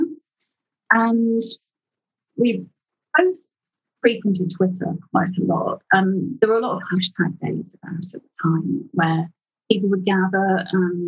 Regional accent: Liverpool, North West England, United Kingdom; I grew up in Liverpool

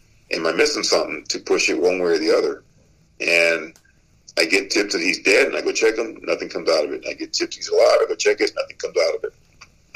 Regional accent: Texas, United States; moved away; It's my home state, and I love my home state

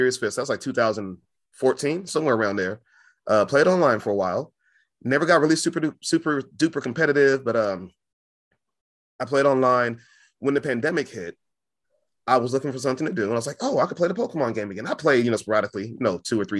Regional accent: Fresno, California, United States; I'm from Fresno, California

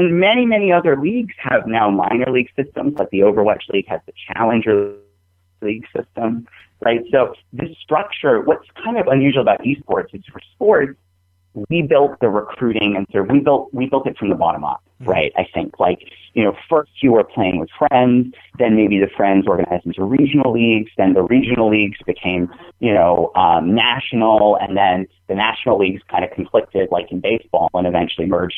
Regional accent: New England, United States; I'm from New England

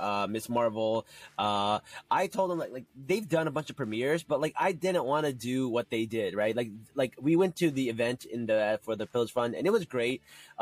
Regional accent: Newark, New Jersey, United States; I grew up in Newark. I grew up near Jersey City

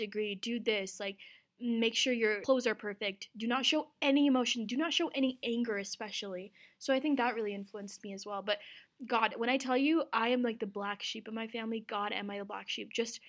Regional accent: Azad Kashmir, Pakistan; Cause I'm from Azad Kashmir, which is a self-governed part of Pakistan. That's like definitely far out from Pakistan, but it's Pakistan.

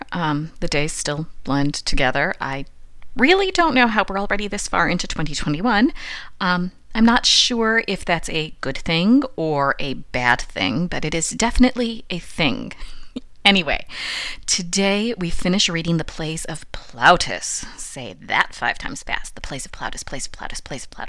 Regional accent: United States; also born or lived in Rome; as an American

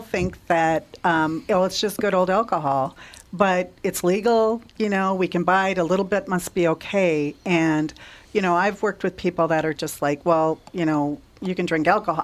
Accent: Litchfield, Minnesota, United States; I grew up in Litchfield, Minnesota

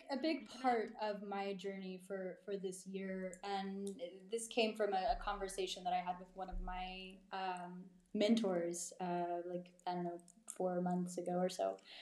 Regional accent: East Texas, United States; now in Marfa, United States; growing up in East Texas

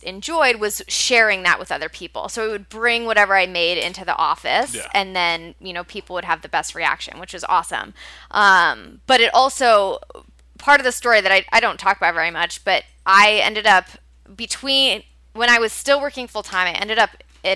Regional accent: St. Louis, Missouri, United States; moved away as an adult; also born or lived in Cincinnati, Ohio; now in New York, United States; I'm from St. Louis originally.

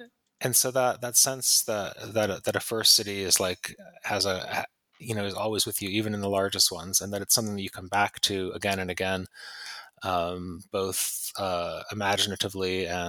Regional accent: Pittsfield, Massachusetts, United States; moved away; also born or lived in London; when I was a kid growing up in Pittsfield

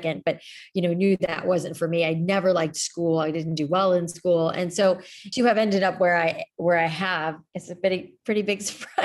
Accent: South Florida, United States; moved away; I grew up in South Florida

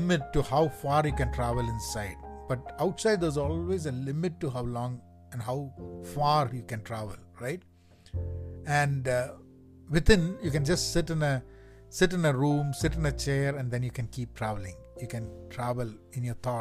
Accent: Kerala, India; moved away; I'm from Kerala

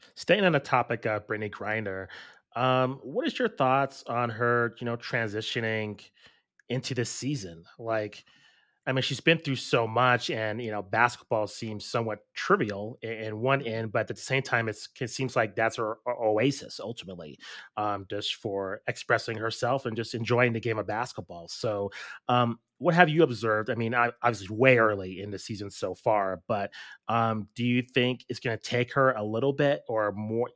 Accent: Albuquerque, New Mexico, United States; we grew up in Albuquerque, New Mexico

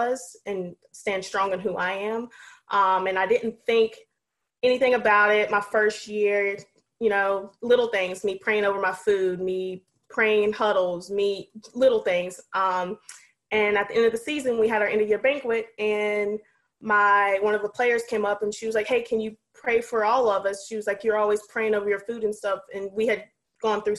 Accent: North Carolina, United States; moved away as an adult; now in Maine, United States; I live in Maine, or coach in Maine. Been up here for 3 years. I'm from North Carolina

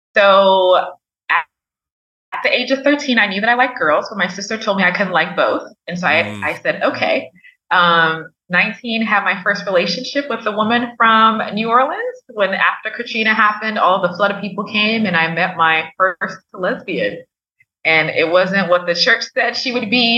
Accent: Liberia; moved away; growing up in Africa, in Liberia, obviously we had doctors, but not as immediate access

